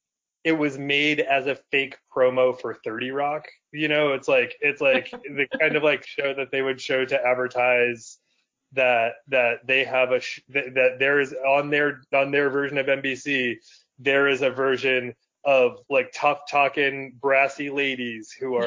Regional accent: Malden, Massachusetts, United States; also born or lived in Portland; now in Nashville, United States; we're from the North Shore, we're from Malden, which is outside of Boston.

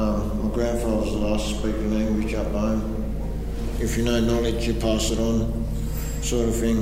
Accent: Dubbo, New South Wales, Australia; I'm a black man. I'm an Aboriginal person. I come from Wadjuri tribe, which is out the Dubbo area.

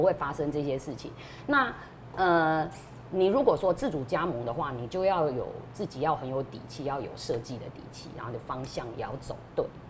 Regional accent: Taiwan; 我们台湾人

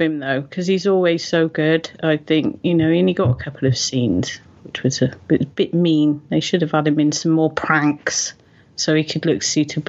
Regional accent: United Kingdom; I'm British

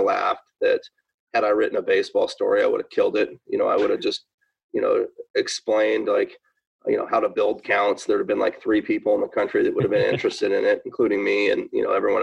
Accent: Seattle, Washington, United States; I was born and raised in Seattle

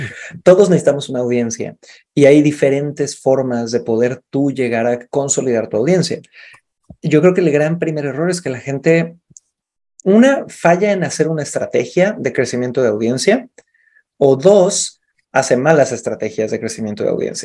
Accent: Cancún, Quintana Roo, Mexico; moved away; also born or lived in Santiago, Chile; nací en Cancún

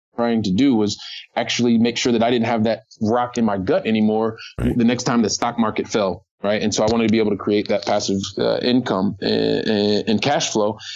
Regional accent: United States; now in Barcelona, Spain; I'm an American guy. I'm living here

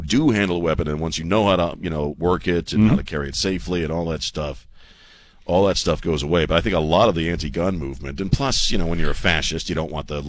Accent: East Coast, United States; moved away; also born or lived in Colorado; I grew up on the East Coast surrounded by liberal idiots.

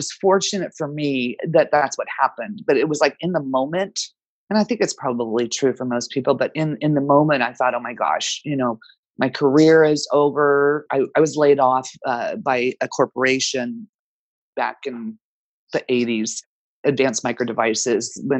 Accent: Danville, California, United States; now in San Jose, United States; I grew up in Danville, which is about an hour from San Jose, which is where I'm currently located.

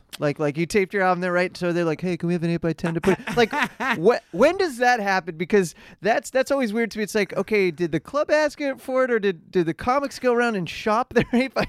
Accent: Midwest, United States; I grew up in the Midwest, so you know everybody was wearing the plaid shirts

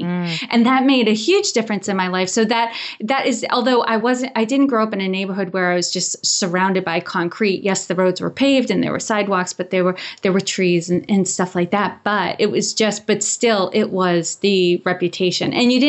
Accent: Worcester, Massachusetts, United States; I grew up in Worcester, Massachusetts. And kind of to give you that picture, it's a city in Massachusetts and it's an old mill town.

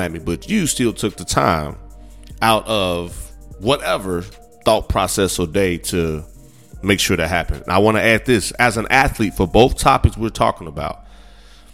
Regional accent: Midwest, United States; moved away; also born or lived in South Texas; I was from the Midwest

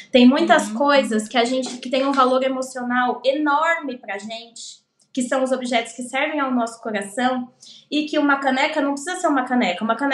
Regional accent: São Paulo, Brazil; eu vim do Capão Redondo, então eu não tinha dinheiro.

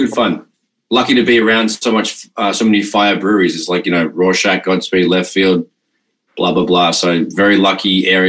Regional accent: Melbourne, Victoria, Australia; from Melbourne.

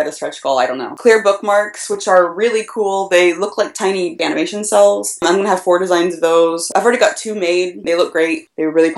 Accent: Tulsa, Oklahoma, United States; moved away; Tokyo and Tulsa, which is my hometown. I'm from Tulsa originally

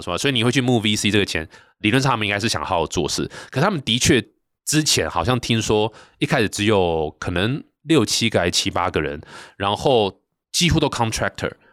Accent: Taichung, Taiwan; accent: Taichung accent; 我是台中人

